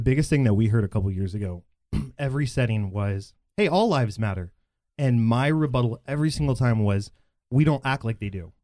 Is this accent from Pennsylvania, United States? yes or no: no; Bedford, Texas, United States; I grew up in in in Bedford, and I still live there